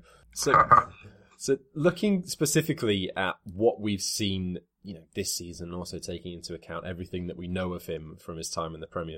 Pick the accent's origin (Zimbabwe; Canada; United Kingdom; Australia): United Kingdom; Wales; being Welsh